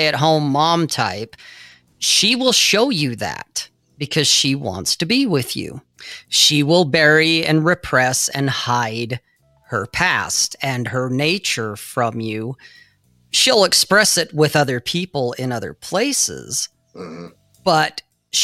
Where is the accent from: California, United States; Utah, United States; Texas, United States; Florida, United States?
Utah, United States; Salt Lake City; where I grew up in Salt Lake, where this is an LDS or Latter-day Saint or a Mormon culture.